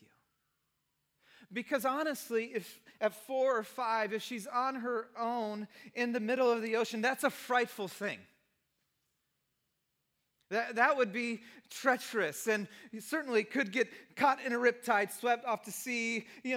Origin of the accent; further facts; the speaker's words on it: Santa Cruz, California, United States; Both my wife and I are beach kids. We grew up in Santa Cruz.